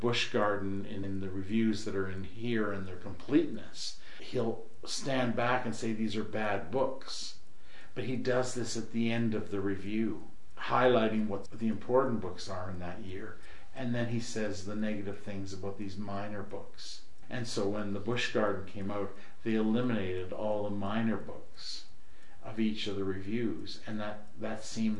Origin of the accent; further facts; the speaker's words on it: Canada; I'm Canadian